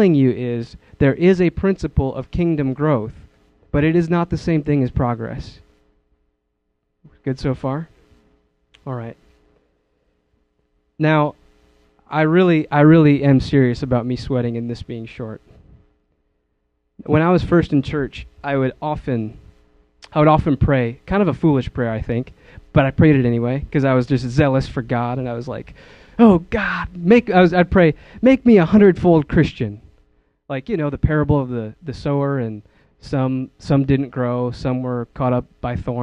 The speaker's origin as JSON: {"language": "English", "region": "Wisconsin", "country": "United States", "moved": "yes", "said": "I come from Wisconsin. I miss my family"}